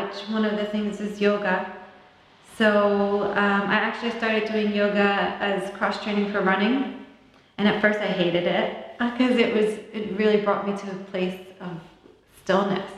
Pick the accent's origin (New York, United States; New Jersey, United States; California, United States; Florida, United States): New Jersey, United States; I grew up in New Jersey